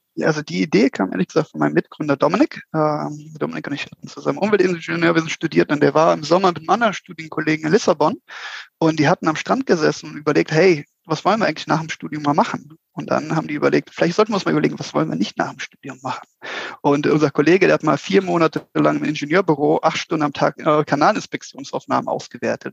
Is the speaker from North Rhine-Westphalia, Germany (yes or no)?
yes; Mönchengladbach, North Rhine-Westphalia, Germany; moved away as an adult; now in Switzerland; komme ursprünglich aus Mönchengladbach, also aus einem kleinen Dorf dort in der Nähe, lebe aber mittlerweile seit sechs Jahren in der schönen Schweiz